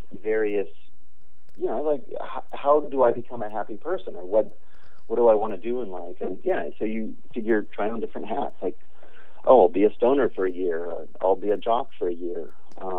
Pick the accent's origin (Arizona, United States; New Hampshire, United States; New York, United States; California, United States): California, United States; Berkeley; I grew up in Berkeley and then went to UC Berkeley